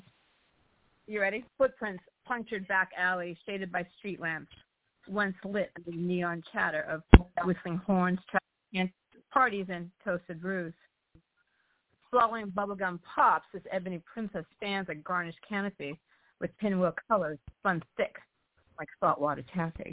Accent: Boston, Massachusetts, United States; I'm from Boston.

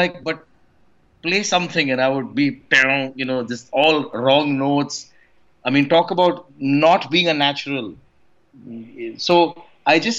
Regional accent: India; I grew up in a very small town in India

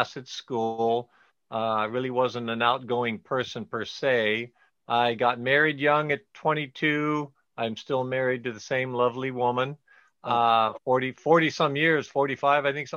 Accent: Southern California, United States; I was born and raised in Southern California. I live 15 miles from where I was born. So yes, right outside

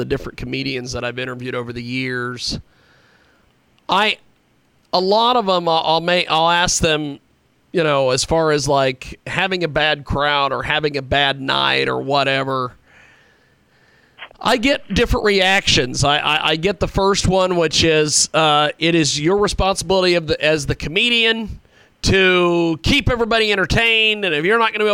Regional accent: Kansas, United States; moved away; I am originally from Kansas, of all places.

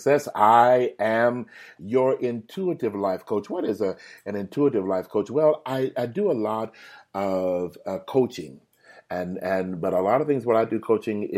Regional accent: Houston, Texas, United States; Houston, my hometown

